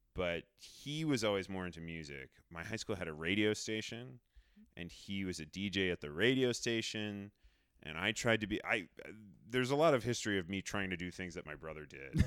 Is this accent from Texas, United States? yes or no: no; Rhode Island, United States; moved away; I grew up in Rhode Island, and we had a pretty good public s, m, school music program